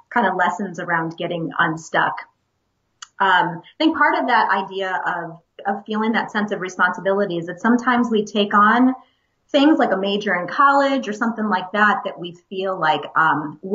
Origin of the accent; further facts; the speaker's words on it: Cleveland, Ohio, United States; moved away as an adult; also born or lived in Dayton, Ohio; now in Columbus, United States; I was born and raised in Cleveland.